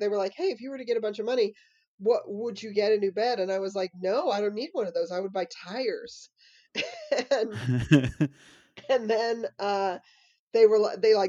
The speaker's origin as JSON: {"language": "English", "region": "Colorado", "country": "United States", "said": "I'm from Colorado"}